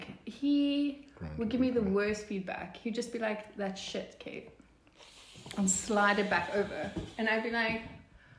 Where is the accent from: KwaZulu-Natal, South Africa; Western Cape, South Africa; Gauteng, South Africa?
KwaZulu-Natal, South Africa; Pietermaritzburg; I'm from Maritzburg